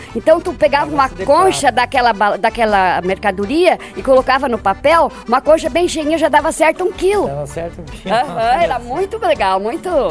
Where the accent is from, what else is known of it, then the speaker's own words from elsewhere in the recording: Seberi, Rio Grande do Sul, Brazil; moved away as an adult; now in Pinhal de São Bento, Brazil; Eu nasci lá em Seberina, linha Barra Funda. Nasci lá, me criei